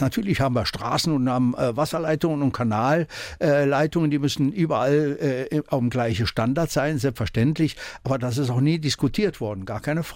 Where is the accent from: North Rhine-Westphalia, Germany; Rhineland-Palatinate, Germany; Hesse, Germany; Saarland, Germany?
Saarland, Germany; Erbringen; also born or lived in Düppenweiler; Ich bin in Erbringen geboren und äh, nach Düppenweiler verheiratet